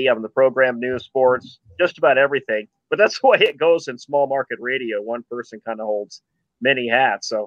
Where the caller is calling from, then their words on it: Lakewood, Colorado, United States; Pretty much close to Denver. It was closer to Lakewood.